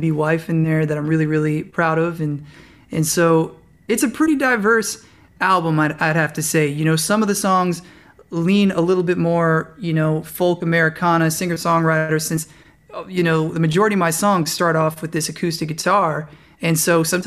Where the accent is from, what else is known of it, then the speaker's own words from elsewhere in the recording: South Florida, United States; also born or lived in New York; now in California, United States; I was primarily raised in South Florida